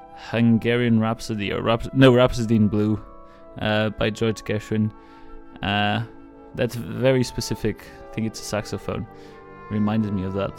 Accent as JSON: {"language": "English", "country": "Portugal", "said": "I'm from Portugal"}